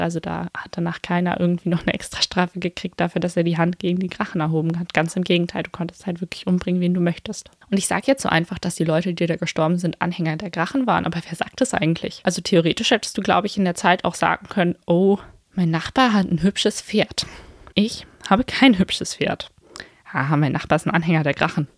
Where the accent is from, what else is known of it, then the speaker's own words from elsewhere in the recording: Berlin, Germany; so als Berlinerin